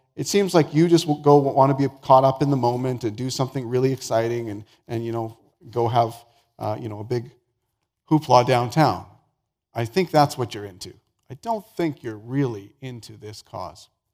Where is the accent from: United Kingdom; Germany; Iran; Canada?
Canada; the Prairies; also born or lived in Vancouver, British Columbia; I was born and raised the first number of years of my life in Vancouver, and so that's my hometown. Uh, but I grew up mostly on the prairies